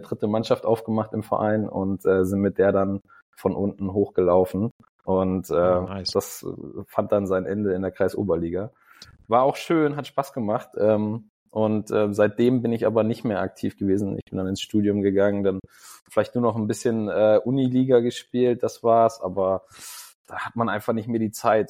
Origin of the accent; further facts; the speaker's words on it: near Kassel, Hesse, Germany; now in Wolfsburg, Germany; ich komme aus Hessen, das heißt, ich komme aus mhm. Kassel in der Nähe